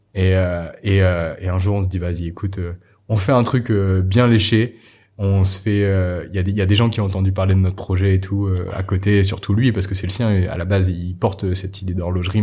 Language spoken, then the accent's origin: French; Normandy, France; J'ai grandi, j'ai grandi en France, en Normandie